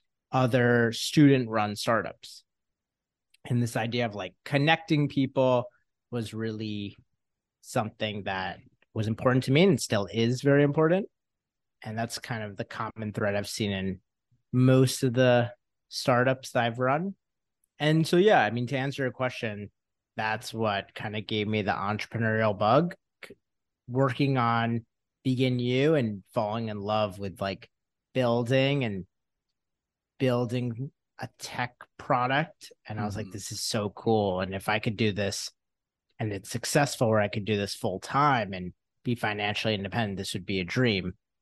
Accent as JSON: {"language": "English", "region": "New York", "country": "United States", "tie": "born or raised there", "said": "So I grew up in Westchester, New York, with my parents and my brother, and went to undergrad at Syracuse University."}